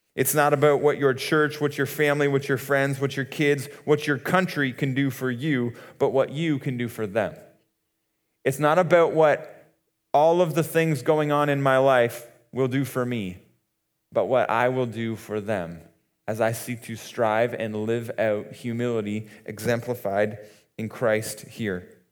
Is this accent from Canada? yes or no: yes; Muskoka, Ontario, Canada; we grew up in Muskoka